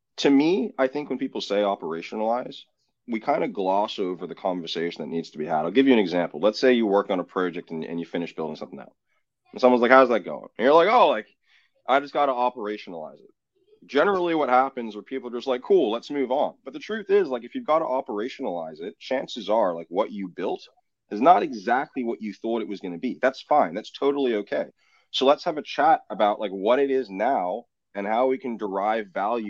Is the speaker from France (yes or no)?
yes; France; I grew up in the French Alps